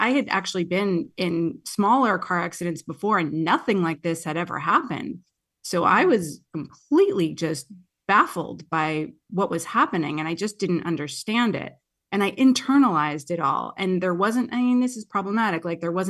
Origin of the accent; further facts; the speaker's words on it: New Jersey, United States; moved away as an adult; also born or lived in Queens, New York; now in California, United States; I'm from Jersey. I was born in Queens